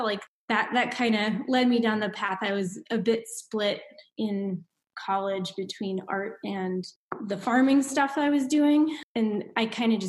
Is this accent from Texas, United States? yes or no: no; Indiana, United States; moved away as an adult; also born or lived in Minnesota; now in Reno, United States; I'm from Indiana and went to school in Minnesota